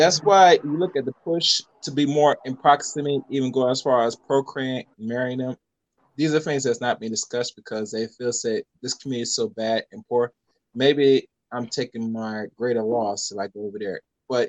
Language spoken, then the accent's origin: English; United States; I'm born here in the United States of America